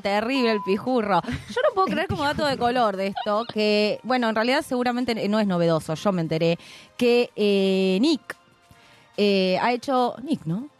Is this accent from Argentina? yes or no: yes; Argentina